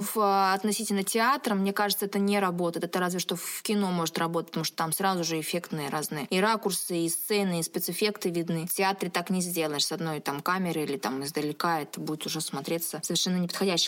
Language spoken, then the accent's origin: Russian; Siberia, Russia; now in Nizhnevartovsk, Russia; сибирячка, провинциалка